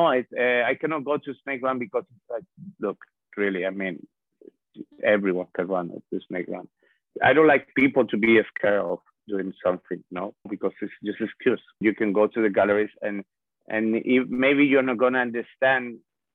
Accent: Spain; English is a second language; moved away as an adult; now in New York, United States; I'm born by the sea in a very warm country

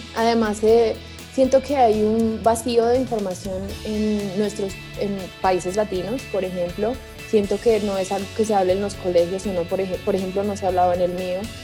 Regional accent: Colombia; yo soy de Colombia

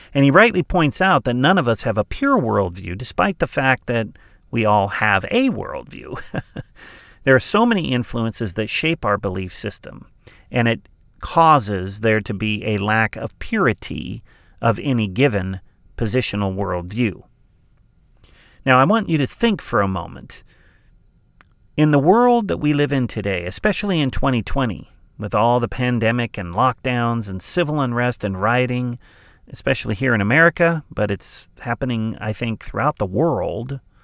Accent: Southern California, United States; I grew up in Southern California on the west coast of the United States

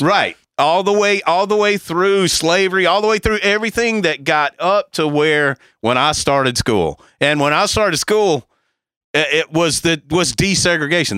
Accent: the South, United States; if you grew up where we grew up in the South

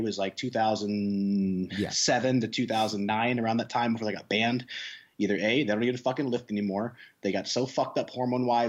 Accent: Nebraska, United States; I am actually from Nebraska

